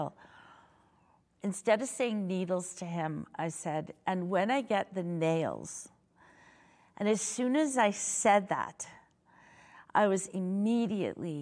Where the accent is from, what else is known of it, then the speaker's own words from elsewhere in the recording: Saskatoon, Saskatchewan, Canada; I'm from Saskatoon.